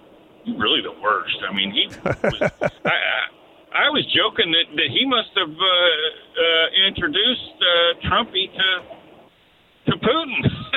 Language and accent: English; Los Angeles, California, United States; I was born in L.A. You know, I like to tell people I was born in 1959 in the United States of America.